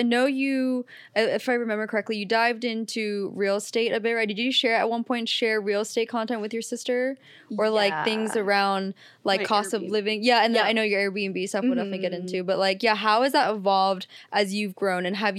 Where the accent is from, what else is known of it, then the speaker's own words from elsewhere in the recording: Pennsylvania, United States; now in California; Cause I moved from Pennsylvania to OC. Yeah. For college.